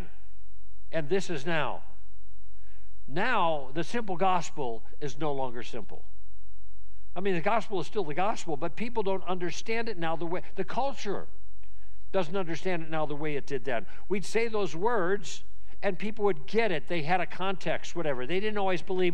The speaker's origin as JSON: {"language": "English", "region": "Southern California", "country": "United States", "said": "I'm from Southern California"}